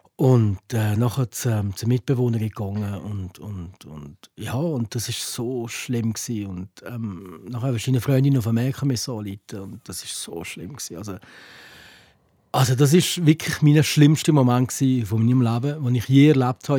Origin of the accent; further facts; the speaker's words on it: Valais, Switzerland; hier bei uns im Wallis